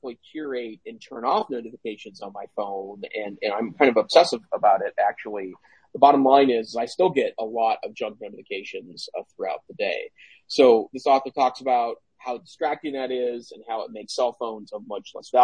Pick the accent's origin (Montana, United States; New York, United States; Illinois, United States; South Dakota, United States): Montana, United States; I'm from Montana.